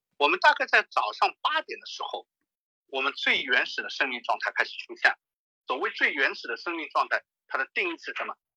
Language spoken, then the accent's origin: Chinese; Shanghai, China; 我上海人啊